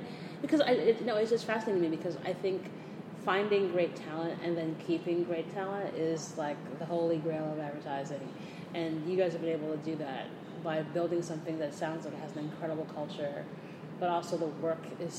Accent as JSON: {"language": "English", "region": "New York", "country": "United States", "said": "As a New Yorker, I'm like, what? Hike?"}